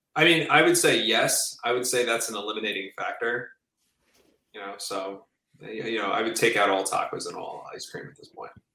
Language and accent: English; New Jersey, United States; I'm from New Jersey.